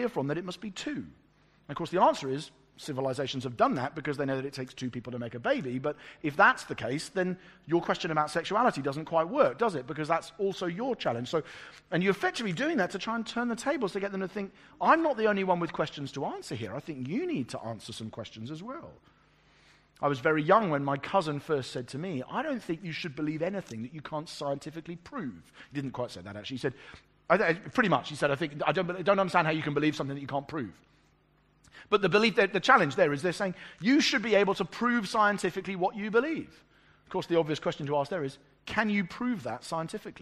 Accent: England, United Kingdom; I'm an English pastor

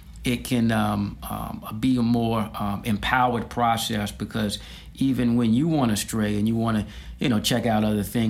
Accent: Washington, District of Columbia, United States; born or raised there; also born or lived in Tallahassee, Florida

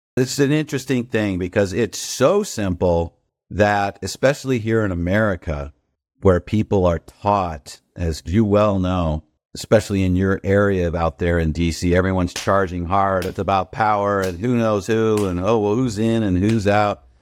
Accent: Newport Beach, California, United States; moved away as an adult; also born or lived in Washington, D.C.; I grew up in Newport Beach, where I am right now

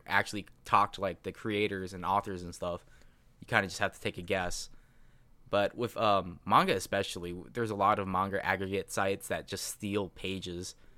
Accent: United States; English is a second language; I'm a hundred percent American.

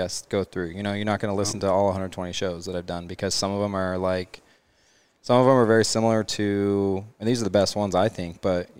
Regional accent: Mesa, Arizona, United States; I'm from Mesa, Arizona.

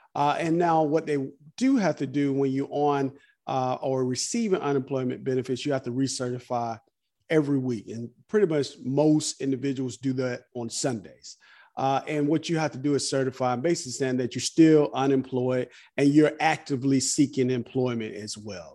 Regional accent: South Fulton, Georgia, United States; a young boy growing up in South Fulton

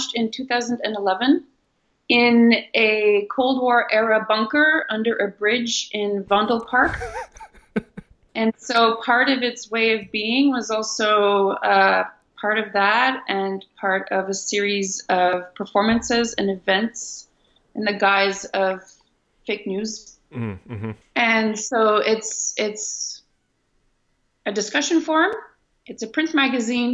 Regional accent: Ottawa, Ontario, Canada; moved away as an adult; also born or lived in Netherlands; I also come from a Franco-Ontarian culture in Ontario, which is a province of Canada. And I was I grew up in Ottawa, and I grew up in a French grade school and through a French high school

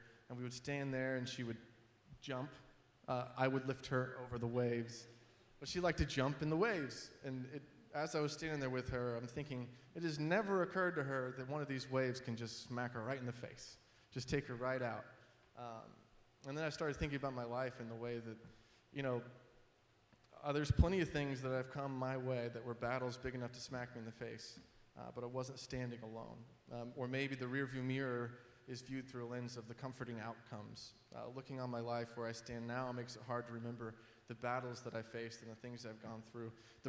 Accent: Georgia, United States; also born or lived in Florida; now in New Jersey, United States; She's generally from the Chicago area, and I grew up in Georgia and Florida. So when people ask where we're from, I say lots of places.

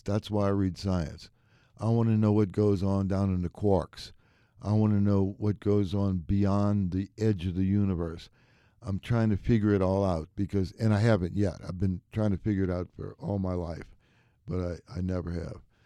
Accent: New Orleans, Louisiana, United States; moved away; I was born and raised in New Orleans

